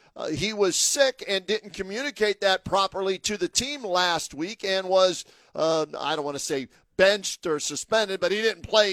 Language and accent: English; Pittsburgh, Pennsylvania, United States; now in Ohio, United States; I'm originally from Pittsburgh